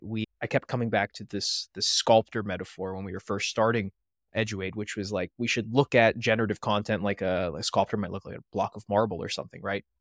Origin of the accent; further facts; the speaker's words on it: north of Pittsburgh, Western Pennsylvania, United States; moved away as an adult; now in Maryland, United States; I'm not originally from Maryland. I'm from Western Pennsylvania, north of Pittsburgh. My co-founder, Thomas Hummel, is as well, but he and I never knew each other, even though we grew up about fifteen minutes away